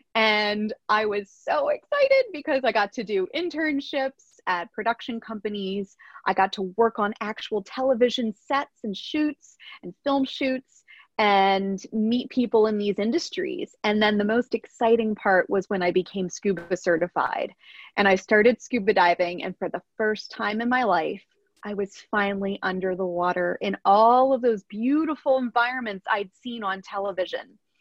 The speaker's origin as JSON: {"language": "English", "region": "Pennsylvania", "country": "United States", "tie": "born or raised there", "said": "I grew up in a very rural part of Pennsylvania and in a small town"}